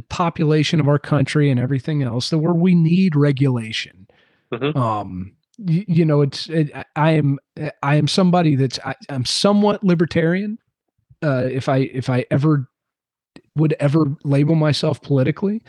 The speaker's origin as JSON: {"language": "English", "region": "Southeast", "country": "United States", "tie": "born or raised there", "said": "somebody growing up in the Southeast"}